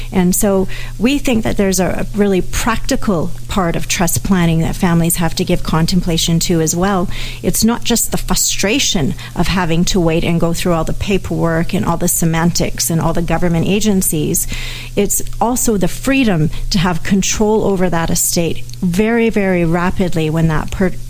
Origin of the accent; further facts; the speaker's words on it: Canada; Even though I'm a Canadian, America has different legal systems than we do, as everyone knows.